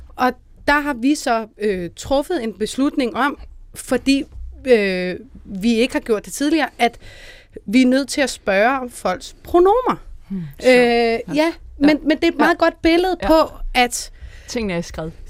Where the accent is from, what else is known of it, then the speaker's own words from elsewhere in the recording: Denmark; now in Copenhagen, Denmark; i en lille provinsby, hvor jeg kommer fra